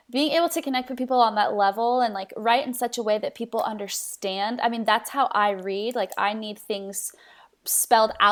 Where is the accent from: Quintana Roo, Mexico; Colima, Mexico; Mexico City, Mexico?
Mexico City, Mexico; moved away as an adult; also born or lived in Tulsa, Oklahoma; now in United States; I was born in Tulsa, Oklahoma, raised in Mexico City, Mexico. Parent uh, parents are missionaries, so I grew up um, in Mexico City for 15 years.